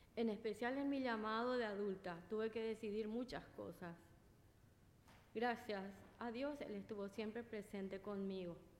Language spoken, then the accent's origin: Spanish; Paraguay; moved away as an adult; now in Flushing, United States; soy de Paraguay